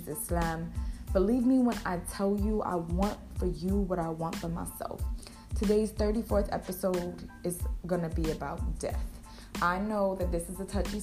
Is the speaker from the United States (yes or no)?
yes; United States; I'm from America